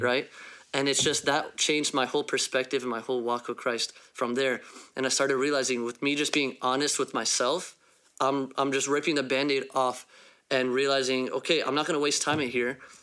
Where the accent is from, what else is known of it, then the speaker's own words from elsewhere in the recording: Phoenix, Arizona, United States; I am from Phoenix, Arizona